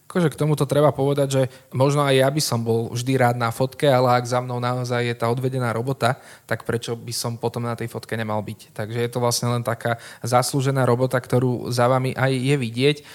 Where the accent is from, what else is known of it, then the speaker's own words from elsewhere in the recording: Trnava, Trnava Region, Slovakia; Som Trnavčan, žijem v Trnave